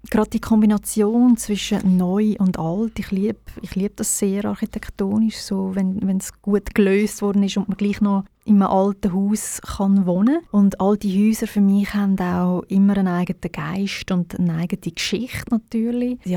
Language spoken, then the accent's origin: German; Birmensdorf, Zurich, Switzerland; Sie hat gesagt, ich sei in Birmisdorf, wo ich aufgewachsen bin, viel auf dem Maritiseilen und habe die ganze Zeit gesungen.